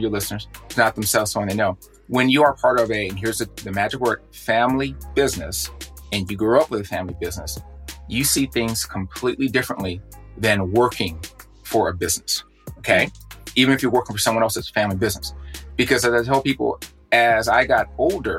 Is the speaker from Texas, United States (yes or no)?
yes; Houston, Texas, United States; being a person of color living in a high crime, high density neighborhood in Houston